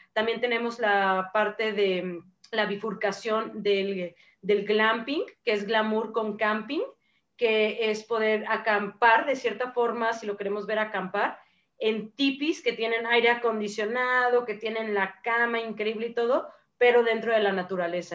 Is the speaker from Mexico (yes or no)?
yes; Mexico; nuestras culturas y tradiciones como mexicanos